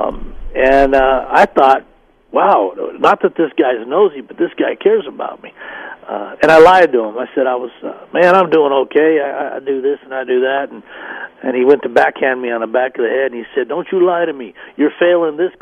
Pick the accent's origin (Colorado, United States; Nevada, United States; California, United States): Colorado, United States; Denver; moved away as an adult; also born or lived in Dallas, Texas; move away from my hometown